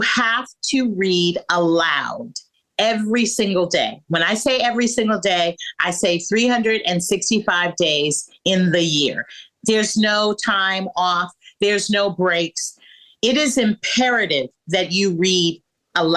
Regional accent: San Francisco, California, United States; growing up in San Francisco when I was 6 years old

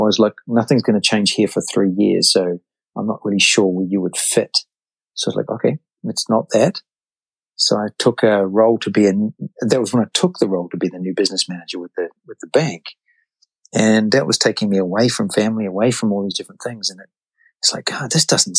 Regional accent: New Zealand; moved away as an adult; now in United States; I'm from New Zealand, and my wife and I, four children

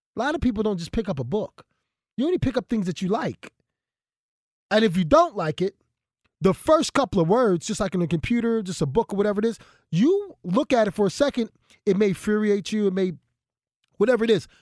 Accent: Philadelphia, Pennsylvania, United States; I'm from North Philadelphia

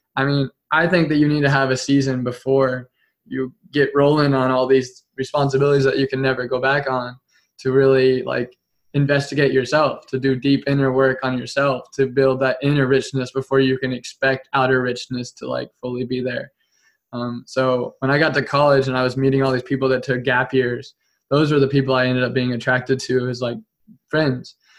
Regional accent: Topeka, Kansas, United States; I came back to my hometown in Topeka

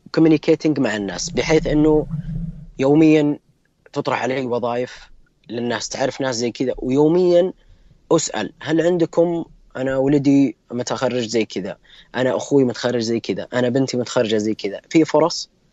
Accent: Saudi Arabia; أنا كمستخدم سعودي

